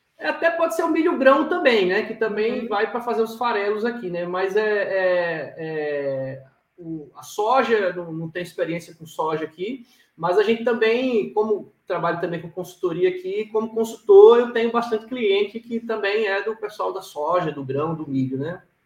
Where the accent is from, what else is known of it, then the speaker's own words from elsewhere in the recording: Maceió, Alagoas, Brazil; eu sou um cara que nasci na cidade, cresci na cidade, mas dizer, na praia, né, da capital, em Maceió